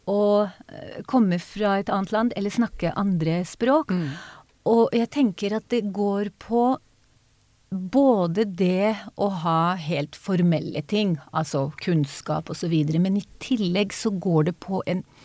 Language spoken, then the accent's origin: Norwegian; Israel; first language Hebrew; Norwegian is a second language; moved away as an adult; now in Norway; min familie flyttet til Israel da jeg var baby.